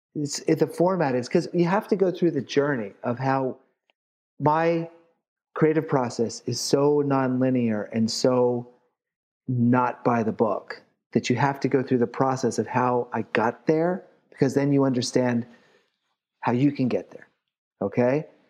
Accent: Philadelphia, Pennsylvania, United States; I'm from Philly

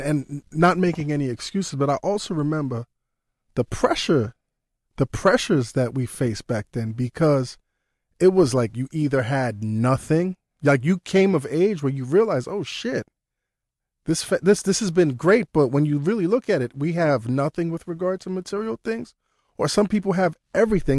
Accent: New York City, New York, United States; growing up in Brooklyn

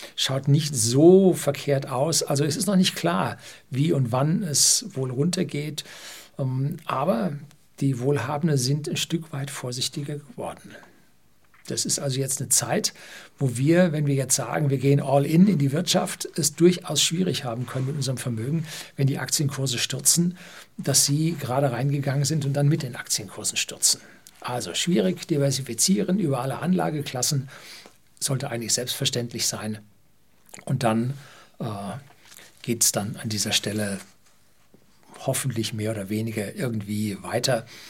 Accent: Germany; bei uns in Deutschland

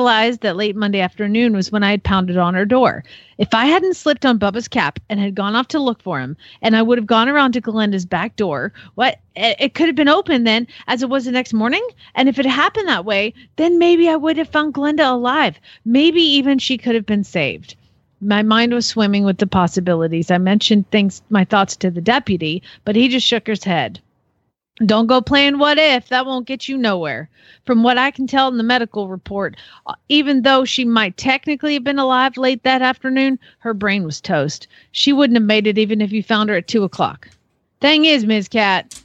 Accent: the South, United States; now in Phoenix, United States; I'm from the South

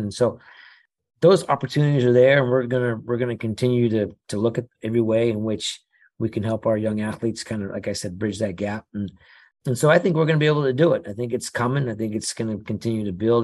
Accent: Los Angeles, California, United States; I grew up here in Los Angeles

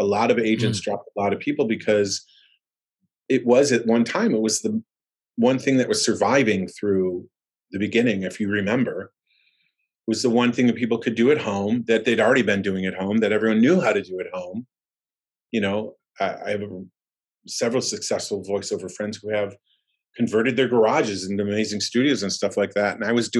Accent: Buffalo, New York, United States; also born or lived in Florida; now in Los Angeles, United States; So I started in Buffalo. We're originally from Buffalo, moved down to Florida. I went to New York, moved back down, and then came to LA.

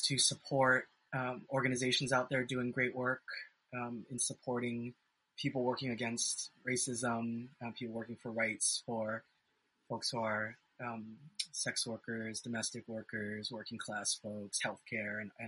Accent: Hawaii, United States; I'm also from Hawaii

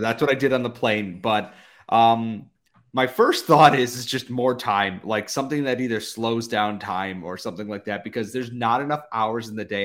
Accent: United States; as an American

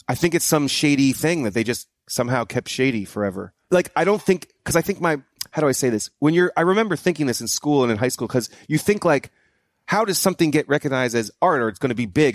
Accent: New Hampshire, United States; moved away; I'm from New Hampshire

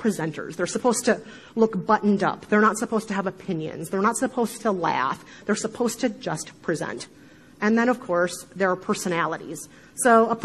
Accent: Midwest, United States; accent: Midwestern; my horrible Midwestern accent

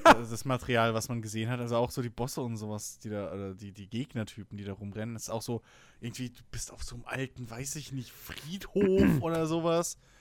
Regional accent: Germany; bei uns in Deutschland

